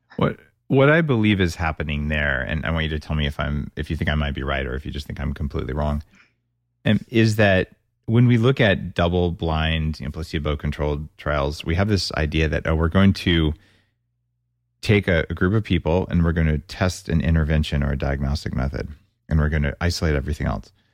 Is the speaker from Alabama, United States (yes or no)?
no; New Mexico, United States; I grew up in New Mexico with green chili